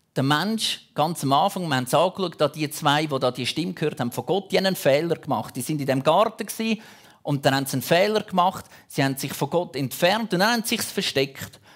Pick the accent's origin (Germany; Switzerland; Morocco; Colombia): Switzerland; Bei uns in der Schweiz